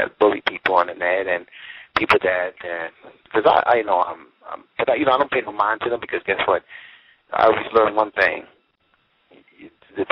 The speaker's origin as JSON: {"language": "English", "country": "United States", "said": "I'm American"}